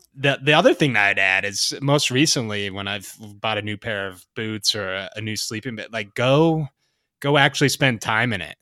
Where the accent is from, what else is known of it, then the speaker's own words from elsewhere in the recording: the Rockies, United States; moved away; also born or lived in the Sierras; I grew up in the Rockies